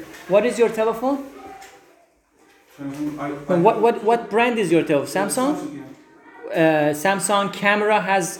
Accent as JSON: {"language": "English", "country": "Iran", "moved": "as an adult", "lives_now": "Istanbul, Turkey", "said": "I'm from Iran. I know some Turkish. I can understand."}